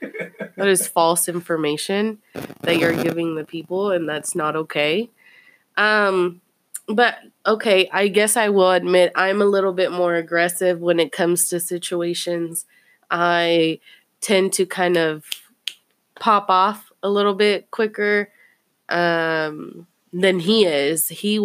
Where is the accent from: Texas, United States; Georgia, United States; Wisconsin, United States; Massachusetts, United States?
Texas, United States; Fort Worth; I'm from Poly.